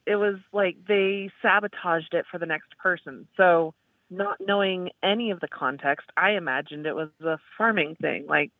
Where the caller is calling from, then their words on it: Dallas, Texas, United States; I'm calling from Dallas, Texas.